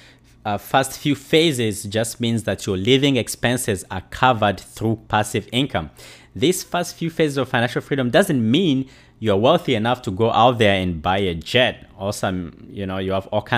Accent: DR Congo; moved away; also born or lived in Uganda; I'm a refugee from Congo in Central Africa. I left my country due to war

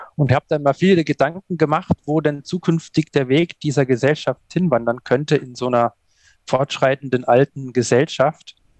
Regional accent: Allgäu, Bavaria, Germany; aufgewachsen im Allgäu

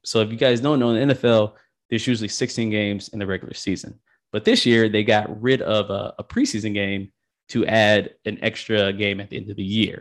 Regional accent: Michigan, United States; I'm from Michigan

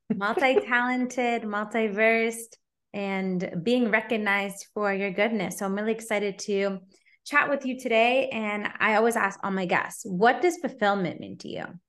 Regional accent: Canada; also born or lived in Toronto

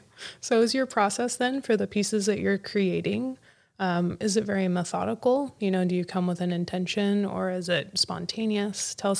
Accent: United States; now in Pacific Northwest, United States; I grew up in the Mojave Desert and just beautiful, clear skies.

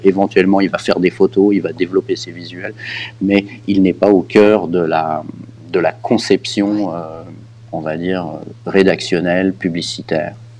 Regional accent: Geneva, Switzerland; also born or lived in Canada / United Kingdom / United States; J'habite Genève depuis très longtemps. Euh, j'ai fait mes études et mon, mes écoles ici

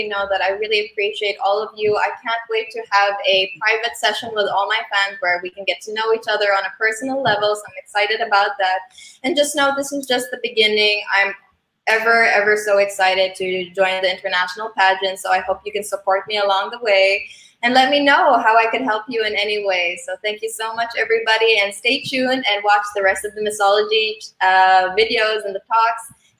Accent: Philippines; I'm from the Philippines

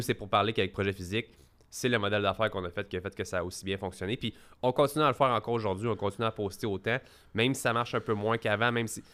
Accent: Quebec, Canada; chez nous au Québec

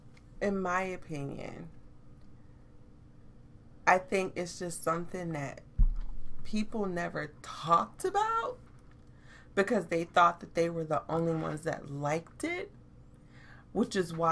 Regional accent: the South, United States; I grew up in the South.

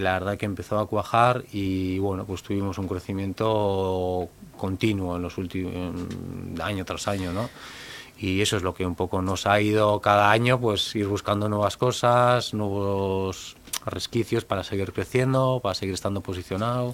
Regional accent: Elorrio, Basque Country, Spain; yo soy un chico del Orrio, de un pueblo de Vizcaya, frontera con, con Guipúzcoa. Nuestra familia es de allí

